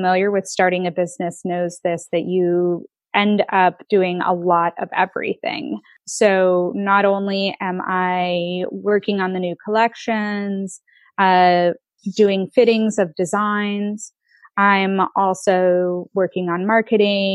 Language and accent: English; United States; moved away as an adult; now in Netherlands; I'm American and a lot of my customer base is in the United States